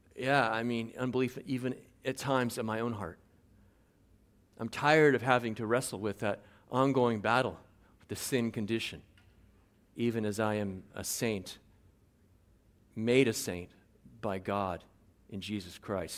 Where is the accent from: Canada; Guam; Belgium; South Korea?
Guam; moved away as an adult; now in Tangier, Morocco; I'm from Guam originally, uh, raised by a Chamorro stepfather